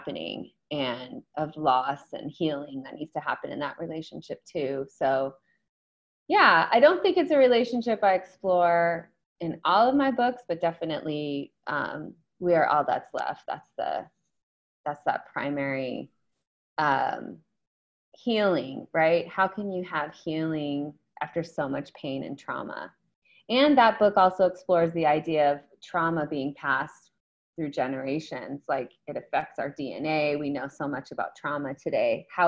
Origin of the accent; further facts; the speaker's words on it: New York, United States; I grew up on the East Coast in New York and upstate, and I was picturing like the basement I had growing up